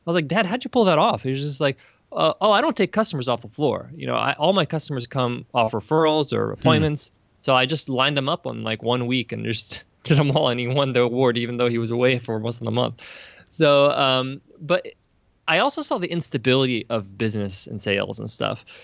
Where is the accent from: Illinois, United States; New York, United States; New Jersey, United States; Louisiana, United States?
New York, United States; Long Island; I was born and raised in New York. Long Island, New York is where I come from.